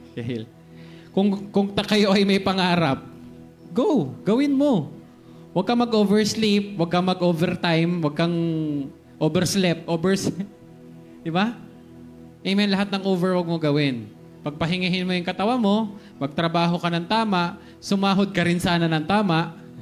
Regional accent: Philippines; Pilipino ako

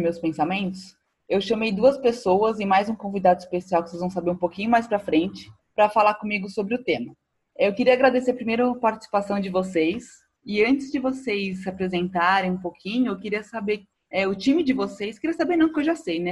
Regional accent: Brazil; como eu sou brasileiro

